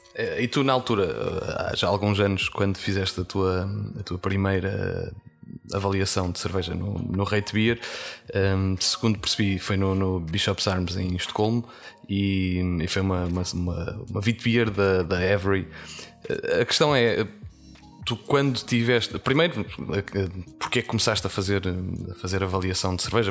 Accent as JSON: {"language": "Portuguese", "country": "Portugal", "said": "nós enquanto portugueses"}